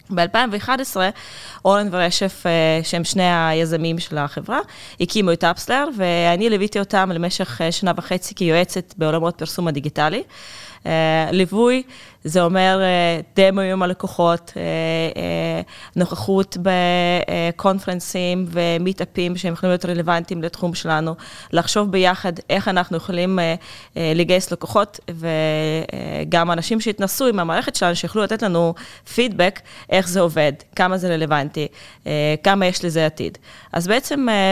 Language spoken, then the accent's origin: Hebrew; Russia; accent: Russian; Hebrew is a second language; now in Israel; זה שוק שהוא מאוד קרוב לליבי. אפשר לשמוע את זה מהמבטא שלי